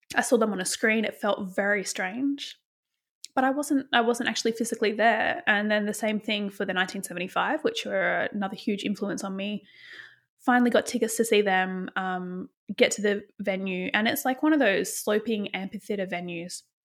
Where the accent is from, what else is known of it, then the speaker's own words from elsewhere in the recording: Bunbury, Western Australia, Australia; growing up in Western Australia in a place called Bunbury